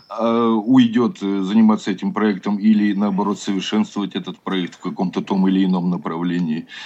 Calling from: Chelyabinsk, Chelyabinsk Oblast, Russia; Добрый вечер. Э, я из Челябинска.

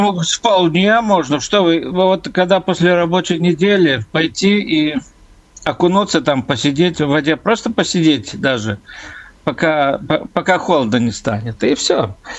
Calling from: Klaipėda, Klaipėda County, Lithuania; я звоню из Клайпеда, у нас Балтийское море.

